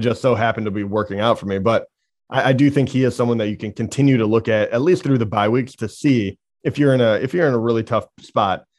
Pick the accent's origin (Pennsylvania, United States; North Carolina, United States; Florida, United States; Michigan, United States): Michigan, United States; we're from Michigan